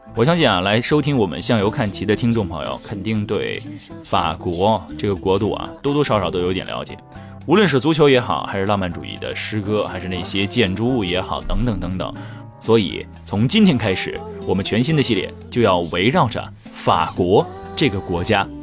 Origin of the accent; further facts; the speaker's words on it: China; 为什么我们中国人就不能玩的更有趣、更开心？